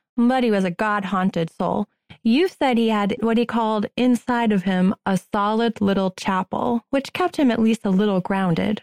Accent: Boston, Massachusetts, United States; I'm from Boston.

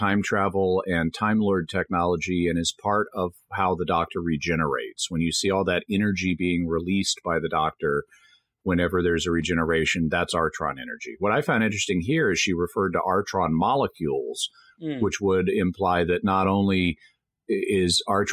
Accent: the South, United States; growing up in the South, politeness was really stressed to us growing up

